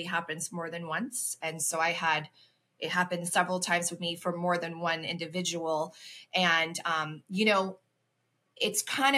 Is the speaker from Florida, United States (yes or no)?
yes; Ocala, Florida, United States; moved away as an adult; also born or lived in Chicago suburbs, Illinois; now in Chicago, United States; I was originally born and raised in Ocala, Florida, which is in the center in a small town